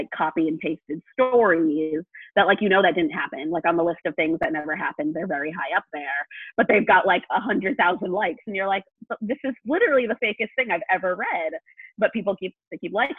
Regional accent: New England, United States; I'm from New England

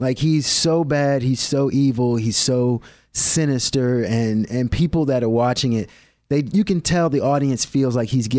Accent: Maryland, United States; I grew up in Maryland. I grew up on the East Coast.

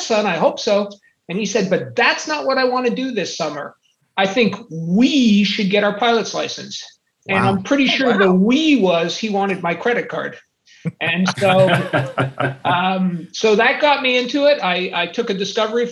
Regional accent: Montreal, Quebec, Canada; moved away; I'm originally from Montreal, Canada.

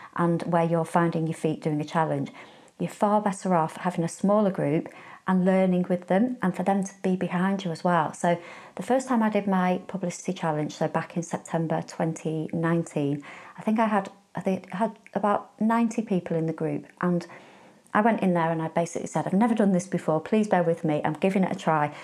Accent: Warrington, North West England, United Kingdom; I'm from Warrington

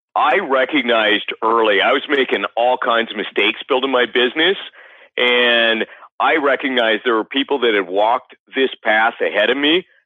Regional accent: Canada; I grew up in Canada.

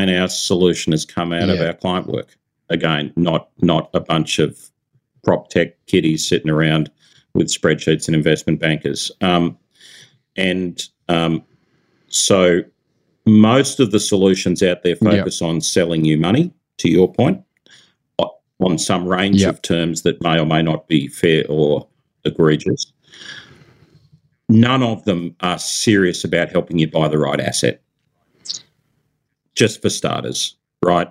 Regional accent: Central Coast of New South Wales, Australia; moved away; also born or lived in Silicon Valley; I grew up on the Central Coast of New South Wales.

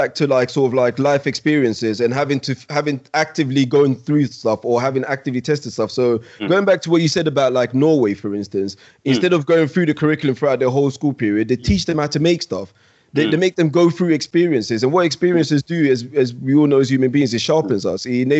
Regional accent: London, United Kingdom; I grew up in East. I went to I went to school in a multicultural inner city London where I saw everything.

